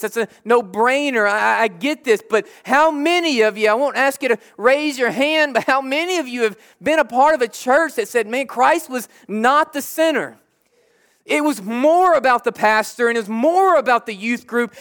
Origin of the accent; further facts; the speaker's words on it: Jackson, United States; now in Huntington, United States; I'm from Jackson